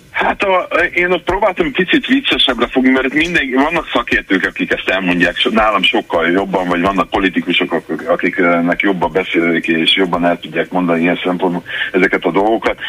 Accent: Debrecen, Hajdú-Bihar, Hungary; én 53 éve tényleg itt élek Debrecenben, és nem áll Debrecenben vagyok, nem csak úgy ide költöztem, hanem itt is születtem

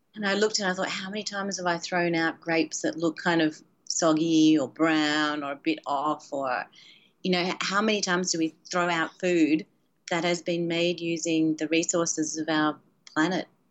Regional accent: Australia; moved away; When I grew up, when I was a kid, um, and I grew up in Australia

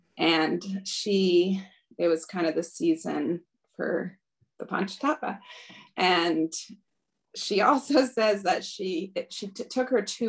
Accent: Los Angeles, California, United States; born there; So I was born in the Los Angeles temple, New Dwarka

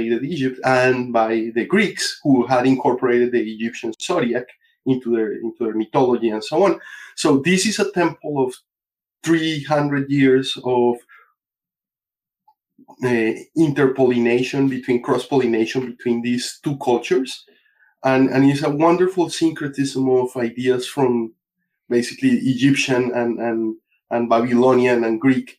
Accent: Colombia; now in United States; I'm originally from Colombia, but I've been here in the States for 30 years.

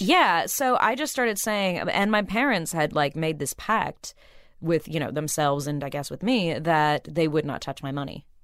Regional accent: Burbank, California, United States; I grew up in Burbank where, you know, kids would come out for pilot season all the time

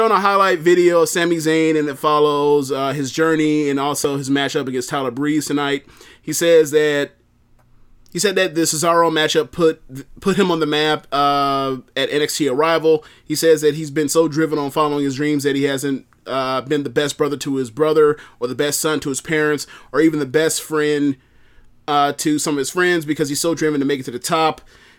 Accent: South East England, United Kingdom; and I'm from England, Sussex to be precise.

